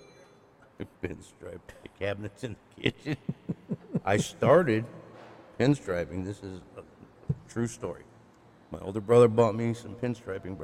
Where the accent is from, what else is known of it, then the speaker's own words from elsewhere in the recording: Addison, Illinois, United States; I'm from Chicago